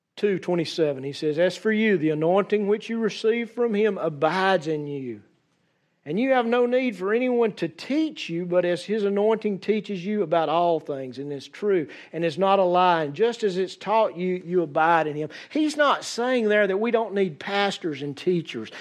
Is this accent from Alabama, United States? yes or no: yes; Central Alabama, United States; accent: southern; as a Central Alabama boy